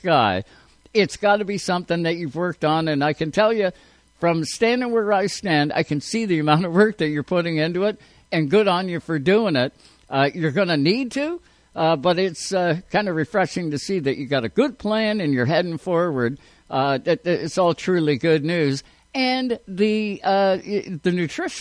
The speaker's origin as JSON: {"language": "English", "country": "Canada", "said": "we're Canadian."}